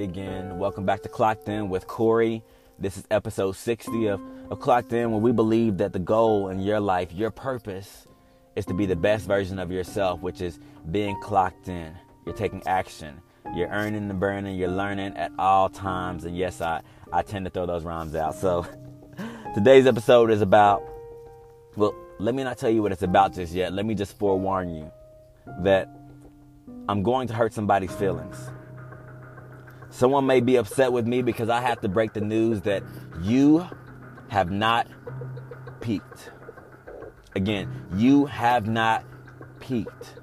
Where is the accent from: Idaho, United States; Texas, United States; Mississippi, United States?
Texas, United States; I'm from Texas, so we see a lot of crazy weather